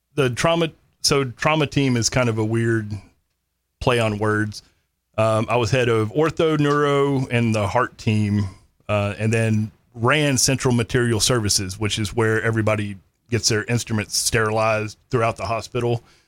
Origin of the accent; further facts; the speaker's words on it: Granbury, Texas, United States; also born or lived in Kerrville, Texas; grew up North Texas, uh, graduated Granbury High School, um, lived on the Brazos River in Lake Granbury pretty much my whole life